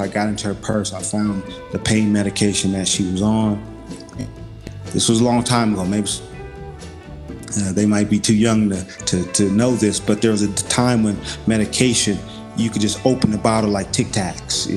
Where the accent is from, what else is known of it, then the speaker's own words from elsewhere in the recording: Los Angeles, California, United States; I'm originally from South Central LA.